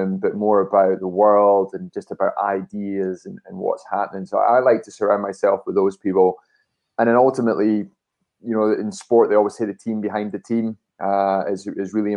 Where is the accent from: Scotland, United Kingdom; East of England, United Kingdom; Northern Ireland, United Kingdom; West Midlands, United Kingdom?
Scotland, United Kingdom; Dunfermline; I was born in Dunfermline